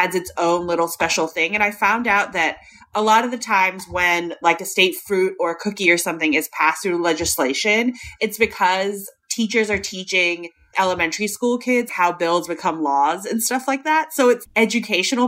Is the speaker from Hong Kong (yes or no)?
yes; Hong Kong; now in United States; growing up in Hong Kong